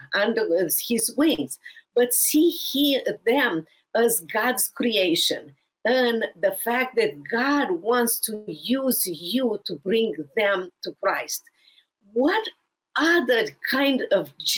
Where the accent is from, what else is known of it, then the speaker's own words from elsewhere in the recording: Romania; moved away as an adult; now in United States; from overseas, Romania.